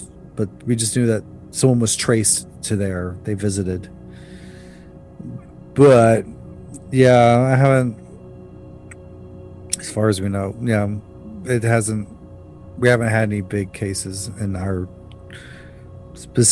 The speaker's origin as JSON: {"language": "English", "country": "United States", "moved": "yes", "lives_now": "South Korea", "said": "I'm American"}